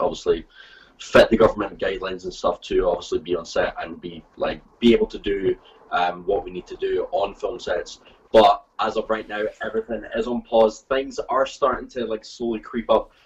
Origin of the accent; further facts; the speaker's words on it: Scotland, United Kingdom; being Scottish